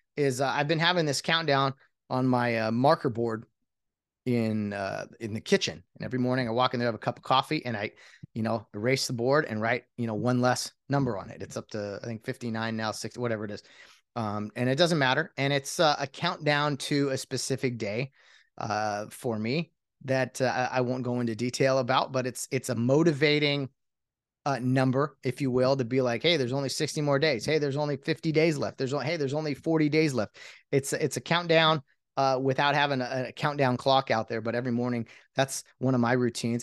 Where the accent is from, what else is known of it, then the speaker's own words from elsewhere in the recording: California, United States; I was born and raised in California, never thought I'd leave